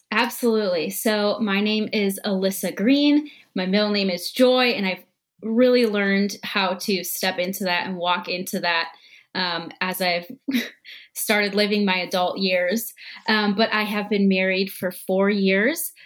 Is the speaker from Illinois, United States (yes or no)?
no; Minneapolis, Minnesota, United States; I'm from Minnesota in the Twin Cities